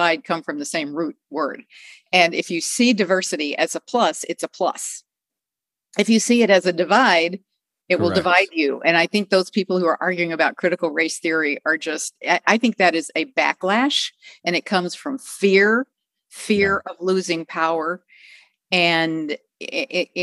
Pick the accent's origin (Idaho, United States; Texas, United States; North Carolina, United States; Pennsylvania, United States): Texas, United States; I grew up as in one of the, sometimes the only, sometimes one of a very few Jewish families in little Texas towns